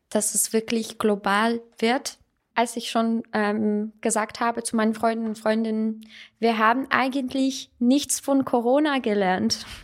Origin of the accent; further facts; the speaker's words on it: Russia; German is a second language; now in Salzburg, Austria; ich bin ähm, eigentlich Armenierin, ich bin in Russland aufgewachsen und ähm, aber ich habe ein russisches Passport